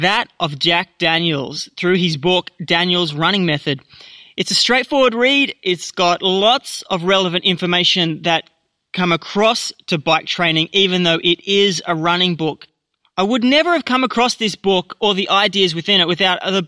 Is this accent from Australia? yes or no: yes; Australia